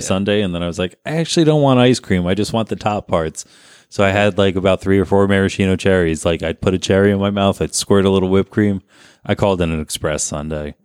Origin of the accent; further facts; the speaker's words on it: Garwood, New Jersey, United States; also born or lived in Kenilworth; growing up in Garwood